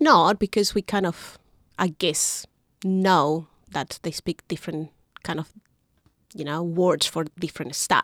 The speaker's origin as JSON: {"language": "English", "country": "Chile", "second_language": "English", "moved": "as an adult", "lives_now": "Wellington, New Zealand", "said": "I'm coming from Chile. I've been here in New Zealand about thirteen years."}